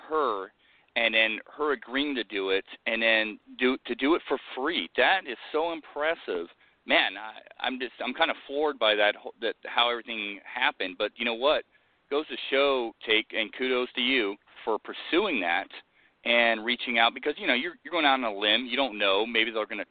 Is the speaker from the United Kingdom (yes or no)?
yes; United Kingdom; I'm British.